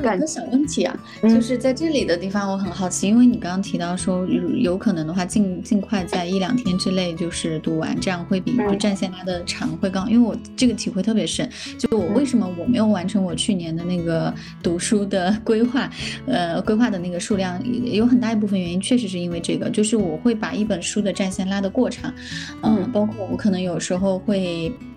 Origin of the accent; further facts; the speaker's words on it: Sichuan, China; moved away; 我是四川人嘛